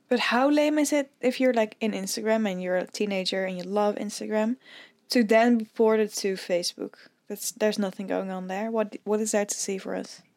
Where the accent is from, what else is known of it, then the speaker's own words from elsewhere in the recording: Netherlands; as a Dutch person, I've never seen more snow than, like, two centimeters.